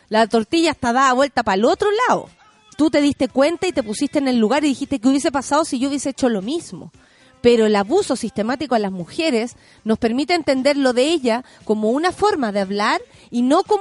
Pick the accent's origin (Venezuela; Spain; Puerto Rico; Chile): Chile; Viña del Mar, Valparaíso; Soy dibujante eh, arquitectónico y ando buscando peguitas, Soy de Viña.